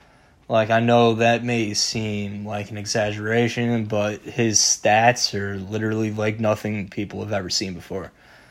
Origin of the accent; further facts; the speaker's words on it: New York, United States; being a New Yorker.